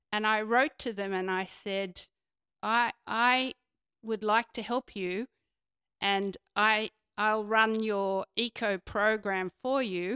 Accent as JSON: {"language": "English", "town": "Sydney", "region": "New South Wales", "country": "Australia", "tie": "born or raised there", "said": "I grew up on Devlin's Creek"}